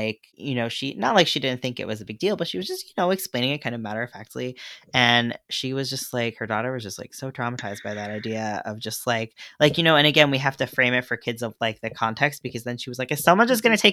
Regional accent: New York, United States; I'm a New Yorker

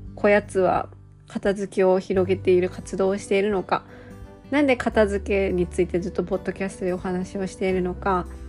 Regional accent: Gifu, Japan; 私は岐阜県生まれの岐阜県育ちの生粋な岐阜県人で

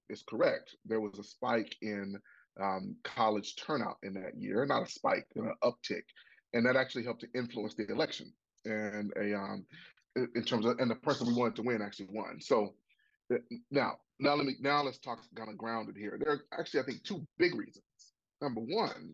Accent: Pine Bluff, Arkansas, United States; myself am a product of public schools in Arkansas. I went from Watson Chapel High School on to get 5 degrees

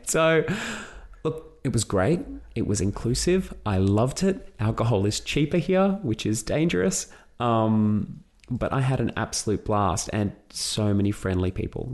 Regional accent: Australia; I've gone from being Greek Australian author

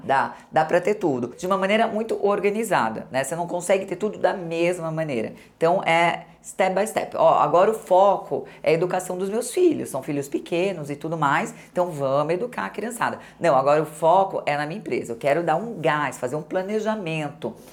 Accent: Santo André, São Paulo, Brazil; eu sou de Santo André, adoro minhas amigas de Santo André, trabalhando aos 11 anos de idade

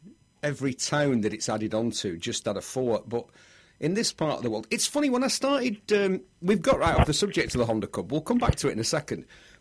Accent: Bury, North West England, United Kingdom; where are you from, …? And I go, Bury. Because I thought, where I live, places have got really short names.

